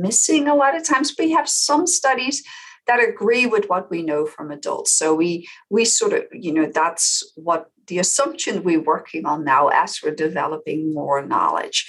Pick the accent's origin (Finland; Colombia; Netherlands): Netherlands; moved away as an adult; now in United States; I came to the US because I'm originally from the Netherlands